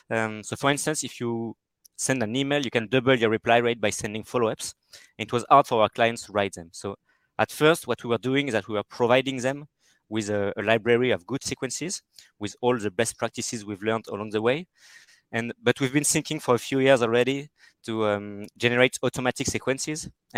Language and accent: English; France; accent: French; English is a second language; France. Perfect. You can hear it from my accent.